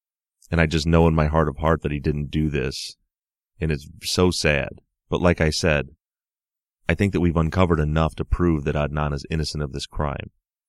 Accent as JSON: {"language": "English", "town": "Melbourne", "region": "Victoria", "country": "Australia", "lives_now": "London, United Kingdom", "said": "living for the last 6 years in London, I'm from Melbourne, Australia"}